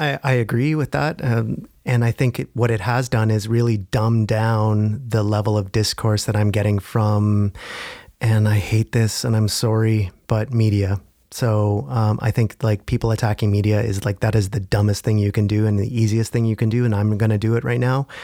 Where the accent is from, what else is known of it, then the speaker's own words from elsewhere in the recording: Ontario, Canada; I come from Ontario where liberalism is kind of in the D N